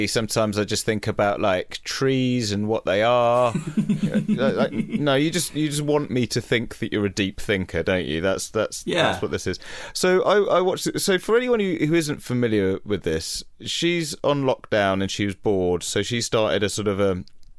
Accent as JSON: {"language": "English", "country": "United Kingdom", "said": "And I think particularly as for a British audience where we're not always great with that sort of level of sincerity"}